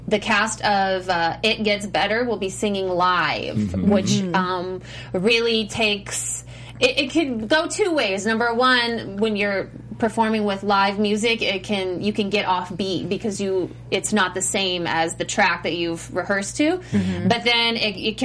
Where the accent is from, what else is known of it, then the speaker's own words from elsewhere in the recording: Missouri, United States; I'm from Missouri